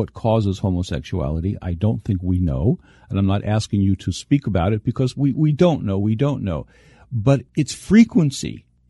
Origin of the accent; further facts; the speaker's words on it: United States; as an American